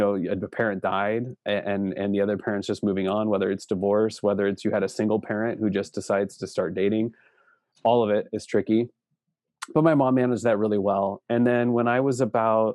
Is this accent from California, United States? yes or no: no; Seattle, Washington, United States; now in Spokane, United States; I grew up in the Seattle area. I was born in downtown Seattle